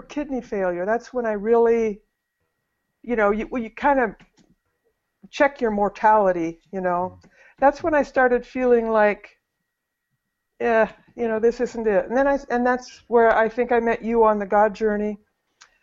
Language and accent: English; North Idaho, United States; I was raised in North Idaho